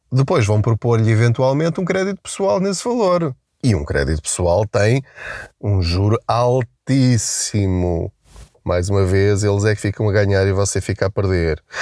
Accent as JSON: {"language": "Portuguese", "country": "Portugal", "said": "nós enquanto portugueses"}